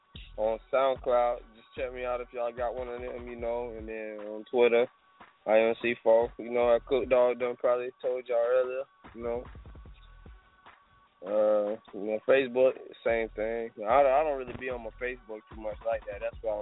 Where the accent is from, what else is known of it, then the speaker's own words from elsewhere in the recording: Florida, United States; All right, I'm from Pinella, so down here it's kind of crazy.